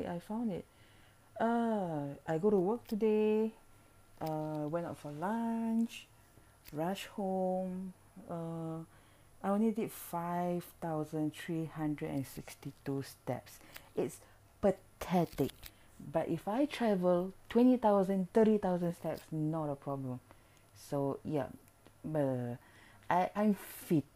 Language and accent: English; Singapore; I'm from Singapore